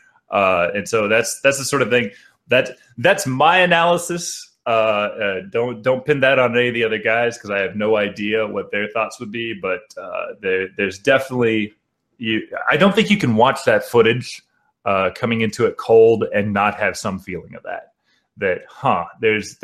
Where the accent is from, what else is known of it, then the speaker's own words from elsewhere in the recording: Kansas, United States; now in Las Vegas, United States; I'm from Kansas originally.